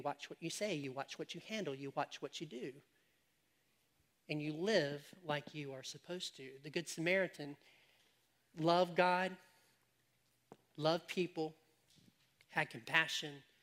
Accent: United States; we as Americans are all a mixed race

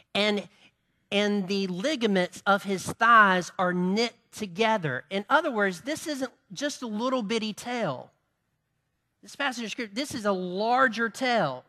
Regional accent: Farmington, United States; we're from Farmington

